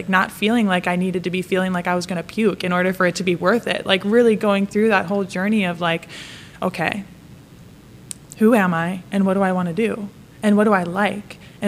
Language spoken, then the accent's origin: English; Wisconsin, United States; moved away as an adult; also born or lived in Connecticut; now in Pittsburgh, United States; I'm from Wisconsin